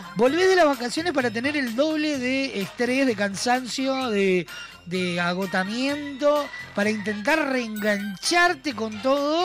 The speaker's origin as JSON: {"language": "Spanish", "country": "Uruguay", "said": "somos uruguayos"}